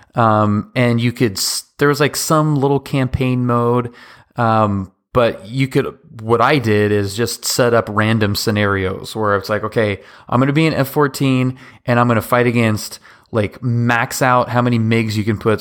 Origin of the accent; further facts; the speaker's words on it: Seattle, Washington, United States; I grew up in Seattle